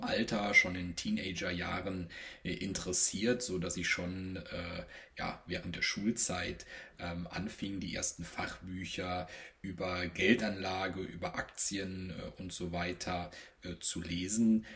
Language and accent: German; Rhineland, Germany; gebürtiger Rheinländer